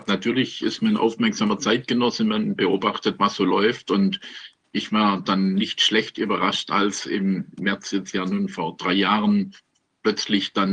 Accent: Stuttgart, Baden-Württemberg, Germany; Ich bin Stuttgarter, ich bin in Stuttgart geboren und habe äh, mein ganzes Leben lang in Stuttgart zugebracht.

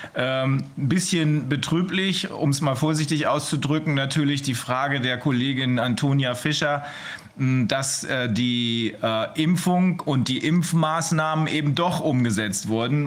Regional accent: Germany; bei uns in Deutschland

